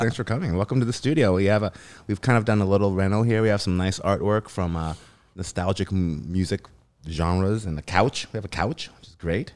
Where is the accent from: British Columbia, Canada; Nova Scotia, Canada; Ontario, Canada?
British Columbia, Canada; Vancouver; I'm from here. I'm Canadian